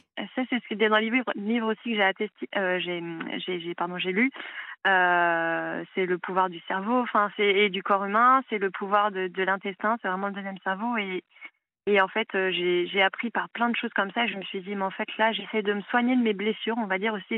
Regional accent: Paris, Île-de-France, France; moved away; Je viens de Paris

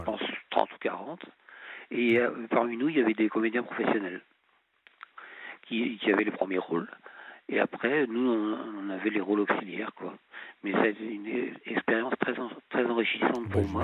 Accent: La Rochelle, Nouvelle-Aquitaine, France; moved away as an adult; also born or lived in Nancy / Strasbourg; now in Colmar, France; à l'origine, je suis originaire de, du sud-ouest de la France. Je suis né à La Rochelle

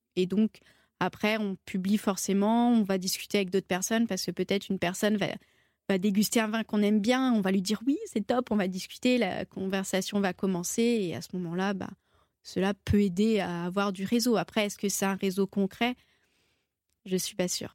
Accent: Saint-Étienne, Auvergne-Rhône-Alpes, France; Donc je suis stéphanoise, je viens de Saint-Étienne

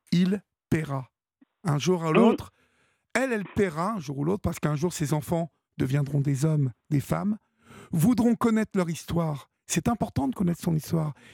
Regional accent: Paris, Île-de-France, France; je suis parisien, je suis parisien.

